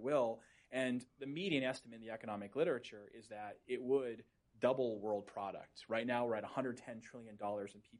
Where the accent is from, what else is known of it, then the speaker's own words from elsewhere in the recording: Boston, Massachusetts, United States; I'm from the Boston area. That's where I grew up